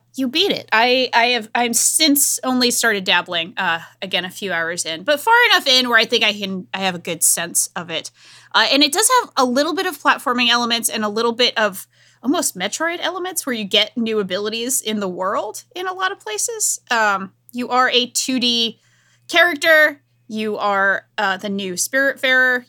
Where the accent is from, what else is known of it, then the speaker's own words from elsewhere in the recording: Rhode Island, United States; a woman from Rhode Island